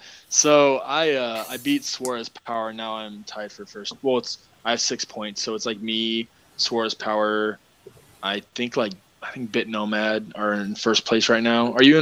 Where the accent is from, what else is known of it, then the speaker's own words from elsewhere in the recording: United States; Because I'm American. I'm from America.